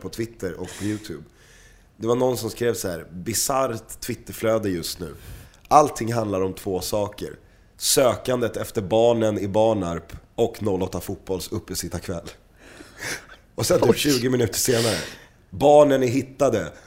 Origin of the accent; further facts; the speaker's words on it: Stockholm, Stockholm County, Sweden; accent: Stockholm dialect; du låter för mycket Stockholm. Mm. Ehm, så att vi måste tona ner din Stockholmsdialekt